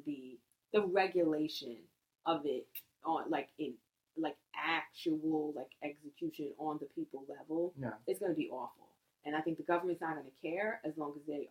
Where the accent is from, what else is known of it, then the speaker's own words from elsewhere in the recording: United States; I'm American and I'm proud